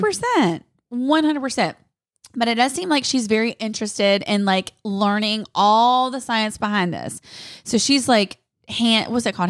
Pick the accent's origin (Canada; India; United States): United States; North Carolina; I'm from North Carolina